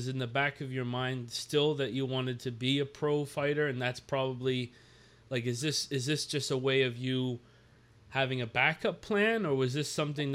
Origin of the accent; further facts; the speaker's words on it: Nova Scotia, Canada; I'm from Nova Scotia here